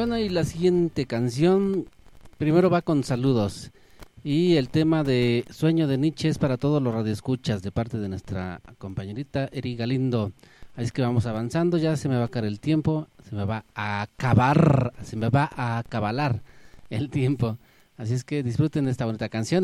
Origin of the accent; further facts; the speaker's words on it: San Martín de las Pirámides, State of Mexico, Mexico; ahí en el centro de San Martín de las Pirámides, bueno, es de donde yo soy